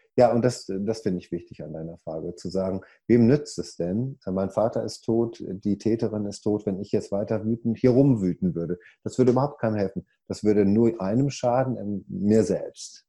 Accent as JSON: {"language": "German", "area": "Ruhr area", "region": "North Rhine-Westphalia", "country": "Germany", "moved": "as an adult", "lives_now": "United States", "said": "ich komme ja aus dem Ruhrpott, deswegen rede ich manchmal so"}